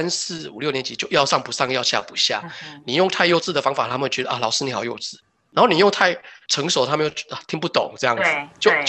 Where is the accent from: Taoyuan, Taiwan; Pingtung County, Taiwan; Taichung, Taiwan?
Taoyuan, Taiwan; moved away as an adult; now in Denmark; 光我们桃园、台北就感觉很大了